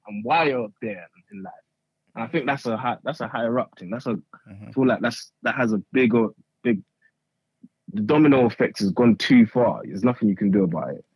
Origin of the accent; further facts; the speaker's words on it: Croydon, London, United Kingdom; also born or lived in Nigeria; I'm from, I'm, I'm from South London. I'm from Croydon side.